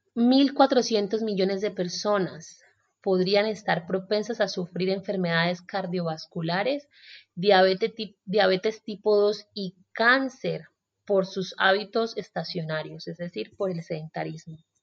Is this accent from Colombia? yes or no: yes; Colombia; moved away as an adult; also born or lived in Australia; me fui de Colombia cuando tenía 23 años